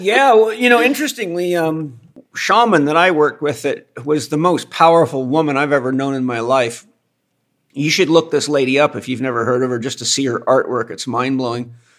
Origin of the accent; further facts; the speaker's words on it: Los Angeles, California, United States; I, am a native Californian. I was born in Los Angeles